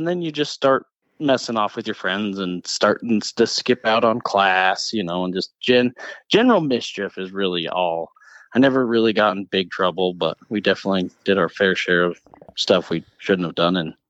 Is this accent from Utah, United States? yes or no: yes; Salt Lake City, Utah, United States; also born or lived in Tooele, Utah; Yes, I was born in Salt Lake City.